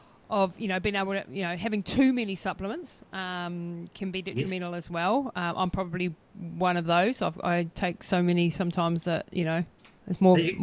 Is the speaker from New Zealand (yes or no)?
yes; New Zealand; but as a New Zealander, what would you say is generally lacking in our diet?